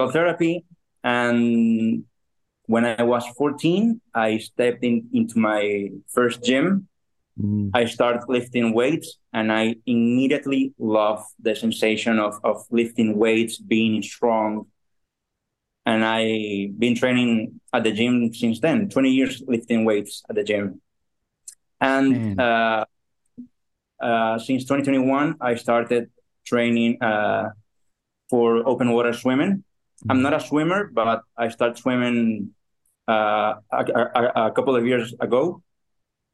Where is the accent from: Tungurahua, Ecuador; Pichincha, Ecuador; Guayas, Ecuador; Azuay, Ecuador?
Guayas, Ecuador; Guayaquil; I'm from Ecuador. I was born in a city called Guayaquil